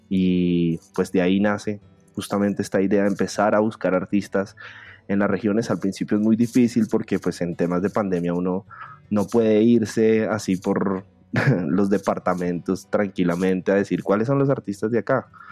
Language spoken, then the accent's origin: Spanish; Bogotá, Colombia; soy artista visual bogotano